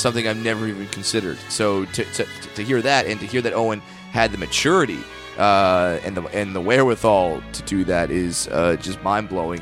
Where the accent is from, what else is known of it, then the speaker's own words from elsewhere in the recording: near Irvine, California, United States; Irvine, California, near my hometown